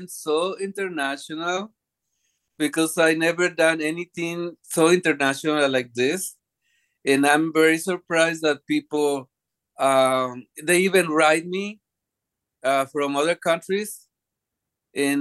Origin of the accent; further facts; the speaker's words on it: Mexico; English is a second language; now in United States; I went to my house in Mexico